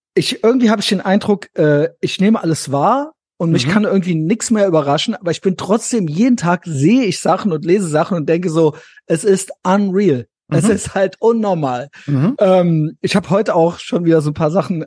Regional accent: West Germany, Germany; Ich bin auch in Westdeutschland aufgewachsen

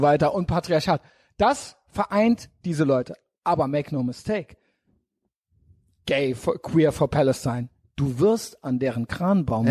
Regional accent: Germany; wir sind hier in Deutschland, wir sind Deutsche

